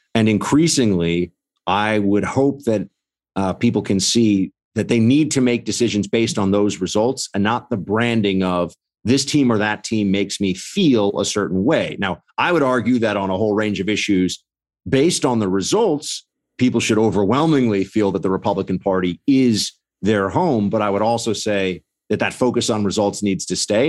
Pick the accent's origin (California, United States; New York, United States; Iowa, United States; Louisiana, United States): New York, United States; as a New Yorker